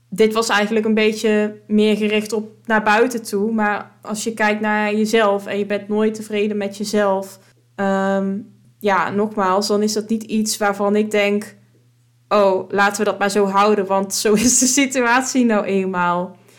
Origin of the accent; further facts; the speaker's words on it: Drunen, North Brabant, Netherlands; moved away as an adult; now in Weert, Netherlands; de vrienden die ik destijds had in Drunen. Eh, in het dorpje waar ik vandaan kom